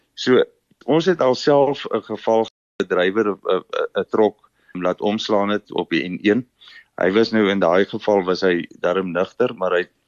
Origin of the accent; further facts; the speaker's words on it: Namibia; moved away as an adult; now in Bloemfontein, South Africa; Ek kom oorspronklik uit Namibië uit. Ek het daar skool gegaan, groot geword.